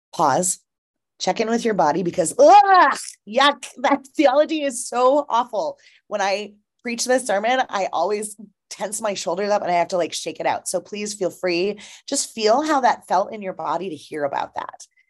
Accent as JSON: {"language": "English", "region": "Minnesota", "country": "United States", "said": "my home state of Minnesota"}